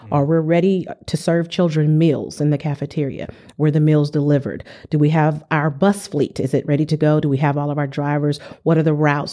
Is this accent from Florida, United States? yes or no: no; San Diego, California, United States; moved away; I'm from San Diego, California